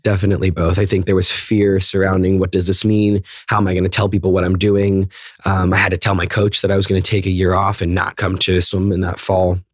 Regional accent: McLean, Virginia, United States; I grew up in McLean, Virginia, which is right outside of D C

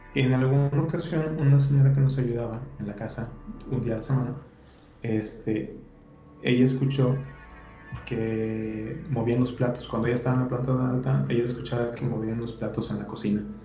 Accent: Monterrey, Nuevo León, Mexico; yo soy de, aquí de Monterrey

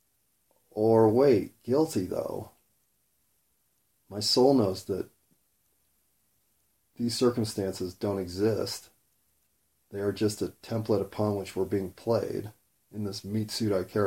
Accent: United States; as an American

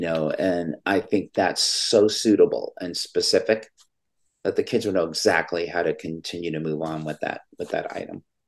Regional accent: California, United States; California, my home state

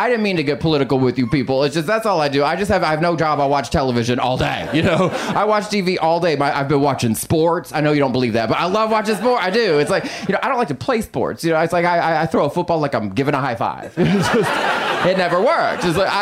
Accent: Texas, United States; now in Los Angeles, United States; I'm from Texas, but I live in Los Angeles

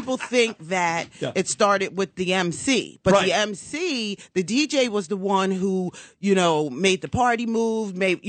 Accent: Cherry Hill, New Jersey, United States; I'm half Jewish. Yeah. I'm from Cherry Hill.

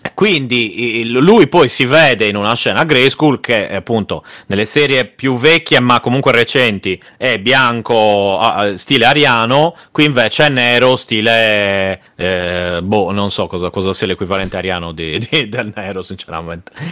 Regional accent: Sardinia, Italy; essendo sardo

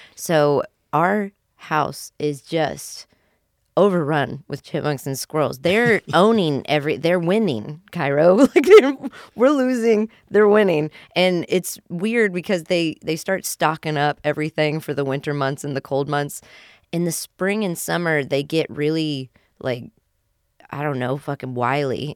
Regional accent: West Virginia, United States; I grew up in West Virginia

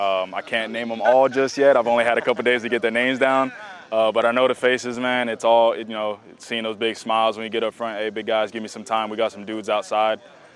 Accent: Florida, United States; we're both from South Florida and we've been throwing together since COVID.

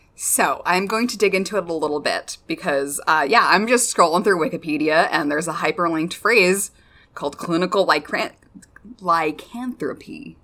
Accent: United States; I am constantly American

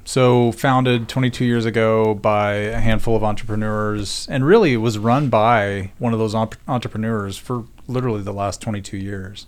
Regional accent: Oklahoma, United States; moved away as an adult; also born or lived in Denver; I grew up in Oklahoma, and as Josh said, I went to school at Oklahoma State

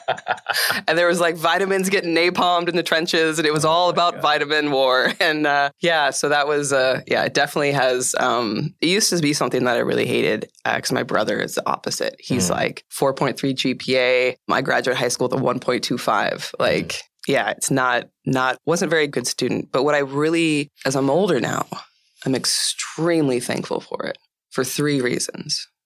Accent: East Bay, Northern California, United States; also born or lived in Oakland, California; I was born in the Bay Area in Oakland, and I grew up. Um, when I was five, my parents moved from there to about 45 minutes east of Oakland to this really small town. And so I grew up in the East Bay and in Northern California

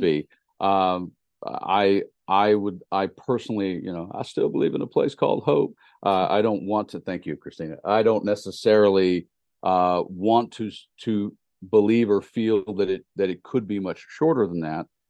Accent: Tennessee, United States; moved away; I'm from Tennessee

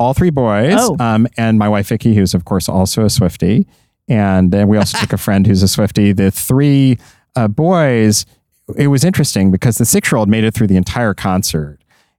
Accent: Kansas City, Missouri, United States; Just the one last Friday in my hometown of Kansas City at Arrowhead, the most iconic stadium in the country.

